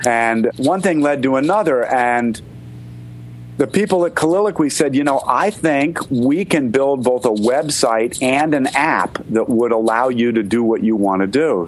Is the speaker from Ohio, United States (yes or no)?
no; Connecticut, United States; moved away; I grew up outside of New York in Connecticut